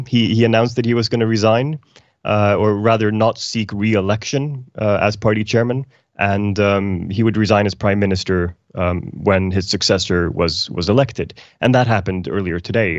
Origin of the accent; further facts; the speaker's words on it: Iceland; now in Sweden; I'm, I'm from Iceland originally